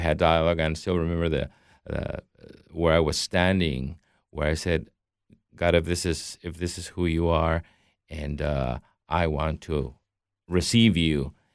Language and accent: English; Mexico; I grew up in Mexico as a Catholic